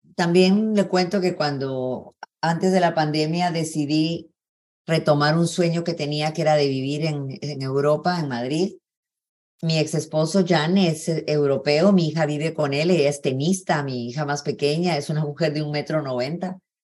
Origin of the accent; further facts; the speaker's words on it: Guatemala City, Guatemala Department, Guatemala; Yo crecí en zona 11, en Granay 3, toda mi niñez